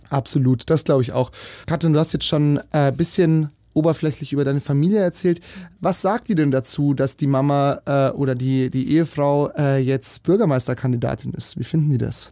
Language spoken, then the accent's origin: German; Munich, Bavaria, Germany; ich bin hier in München geboren